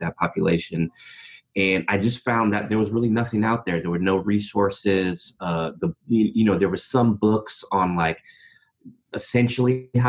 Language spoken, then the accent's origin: English; Berkeley, California, United States; now in Oakland, United States; Born and raised in Berkeley, California, and I've been in Oakland, California, right next door for the better part of my adult life